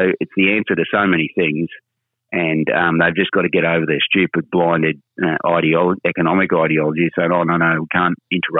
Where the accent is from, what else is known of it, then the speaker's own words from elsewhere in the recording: Charters Towers, Queensland, Australia; I grew up in Charters Towers